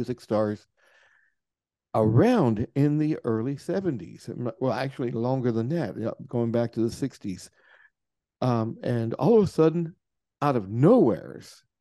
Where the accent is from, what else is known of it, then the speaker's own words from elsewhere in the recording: Louisville, Kentucky, United States; I'm from Kentucky originally